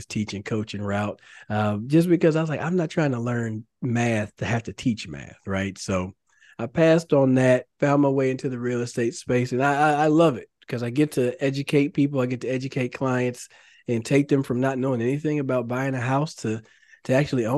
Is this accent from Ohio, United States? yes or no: no; Carrollton, Texas, United States; I grew up in the Dallas area, so I grew up in Carrollton.